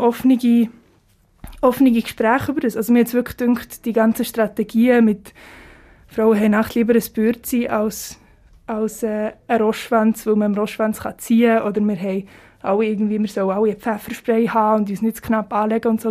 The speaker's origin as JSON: {"language": "German", "country": "Switzerland", "also_born_or_lived": "Zurich", "accent": "Swiss German", "first_language": "Swiss German", "said": "in meiner Muttersprache"}